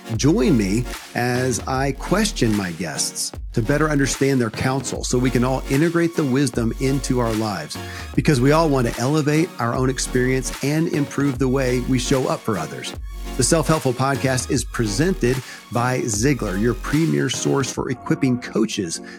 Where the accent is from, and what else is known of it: Kentucky, United States; born or raised there